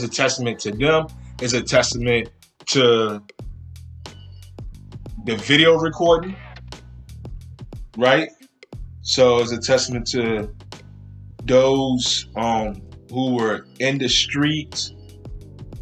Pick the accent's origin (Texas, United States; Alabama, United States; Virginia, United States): Virginia, United States; Richmond; now in Williamsburg, United States; In my hometown, I grew up in Richmond. I now live in Williamsburg, which is right outside of Newport News, Virginia.